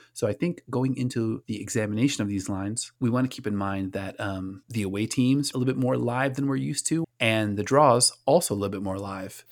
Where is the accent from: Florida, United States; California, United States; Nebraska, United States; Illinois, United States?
Florida, United States; Orlando; My hometown Orlando